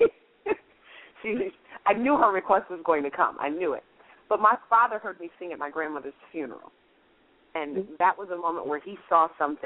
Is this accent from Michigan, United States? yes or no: yes; Kalamazoo, Michigan, United States; moved away; my hometown of Kalamazoo, Michigan